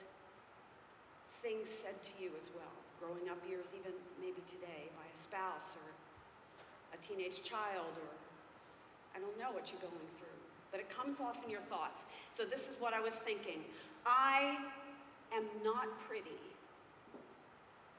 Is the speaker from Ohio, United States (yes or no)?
no; Philadelphia, Pennsylvania, United States; I'm from Pennsylvania, Philadelphia area